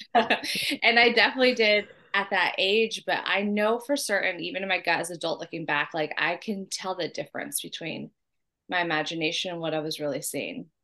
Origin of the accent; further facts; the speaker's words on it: San Diego, California, United States; moved away; I was born in San Diego, San Diego, June 30th, 1981